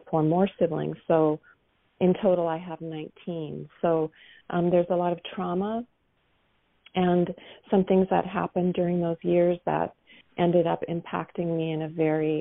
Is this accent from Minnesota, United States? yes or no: yes; Minnesota, United States; I grew up in Minnesota